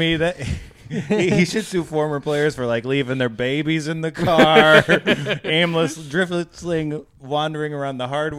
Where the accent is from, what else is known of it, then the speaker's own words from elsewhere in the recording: Dearborn, Michigan, United States; Dearborn, Michigan.